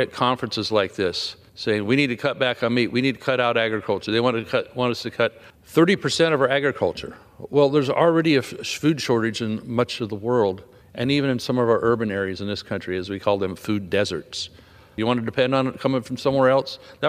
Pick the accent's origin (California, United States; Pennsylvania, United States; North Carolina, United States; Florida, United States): California, United States; like in my home state of California.